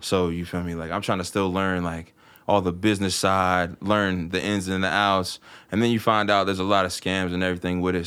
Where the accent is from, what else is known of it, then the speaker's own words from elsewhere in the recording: Martinsburg, West Virginia, United States; moved away as an adult; now in Cumberland, United States; I live in Cumberland now. I mean, like I said, I'm originally from Martinsburg